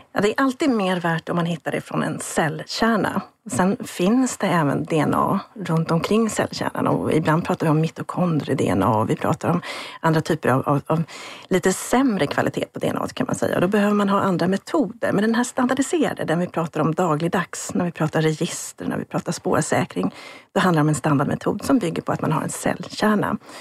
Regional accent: Sweden; jag som svensk forskare

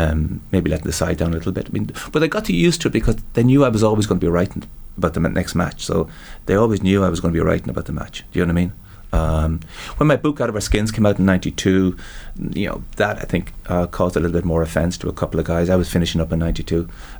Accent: Leinster, Ireland; Because I think when you're growing up in Meath, like, you know, Dublin is the big city.

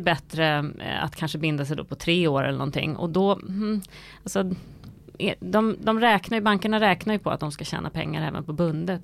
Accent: Sweden; vi svenskar

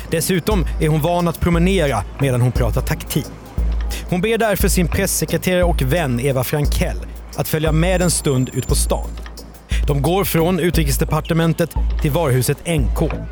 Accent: Stockholm, Stockholm County, Sweden; now in Grillby, Sweden; Jag var från Stockholm ursprungligen och sen så bodde jag på landet och så kom jag till en liten, liten by utanför Grillby.

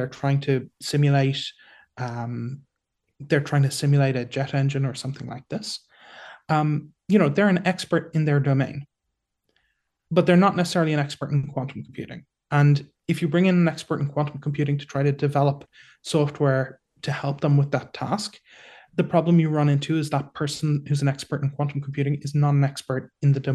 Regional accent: Ireland; now in Singapore; I'm Irish

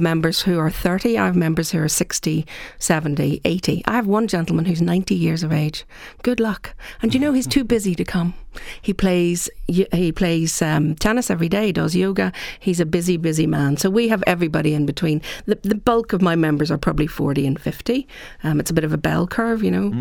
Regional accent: Ireland; we're Irish

